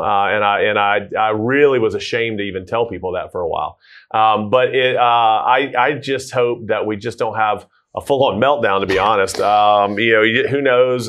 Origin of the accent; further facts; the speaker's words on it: Tucker, Georgia, United States; born and raised in Tucker, uh, Tucker Lilburn area.